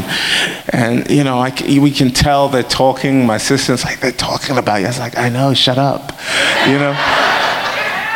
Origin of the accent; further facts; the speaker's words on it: England, United Kingdom; we're from England